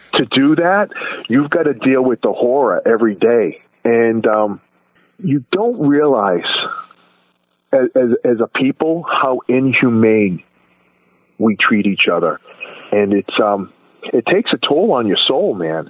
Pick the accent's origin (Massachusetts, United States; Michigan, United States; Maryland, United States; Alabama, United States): Massachusetts, United States; Boston; moved away; also born or lived in West Fort Lauderdale, Florida; I grew up in Boston, and I grew up in a neighborhood where really there was no race